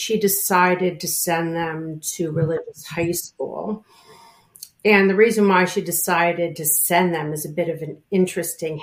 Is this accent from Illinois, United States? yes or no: yes; Chicago, Illinois, United States; now in New York, United States; I grew up in Chicago, in the suburbs of Chicago